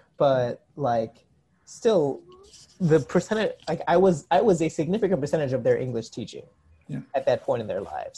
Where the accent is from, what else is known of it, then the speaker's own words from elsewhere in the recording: New York, United States; also born or lived in South Korea; I was from New York